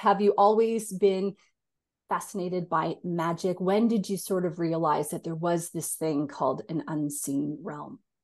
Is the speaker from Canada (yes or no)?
yes; Canada; now in Australia; I'm a Canadian as well, and I live in Australia.